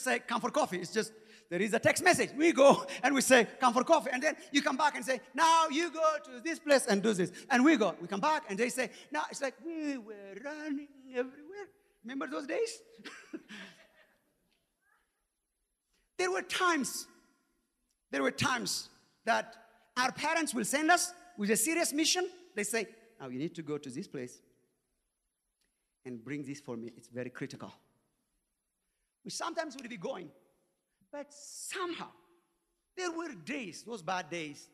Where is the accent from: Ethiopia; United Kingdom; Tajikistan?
Ethiopia; moved away; the time that we grew up in Ethiopia